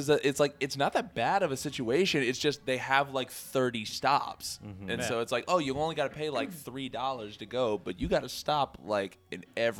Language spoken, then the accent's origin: English; Richmond, Virginia, United States; moved away as an adult; also born or lived in New York; now in Nashville, United States; We are from Richmond, Virginia, originally. We moved here in late 2016, early 2017.